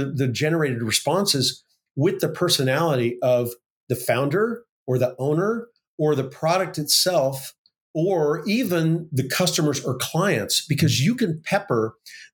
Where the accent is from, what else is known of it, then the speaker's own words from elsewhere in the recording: Oklahoma, United States; this career tech school where I grew up in Oklahoma